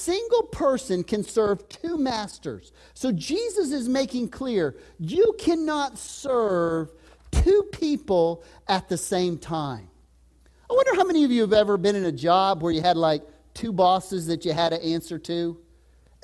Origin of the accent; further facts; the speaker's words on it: Texas, United States; moved away; I was raised in Texas.